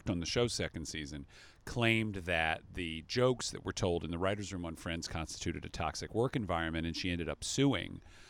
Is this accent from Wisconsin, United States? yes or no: no; Atlanta, Georgia, United States; I'm a Jew from the Atlanta suburbs, and I practically rushed the stage.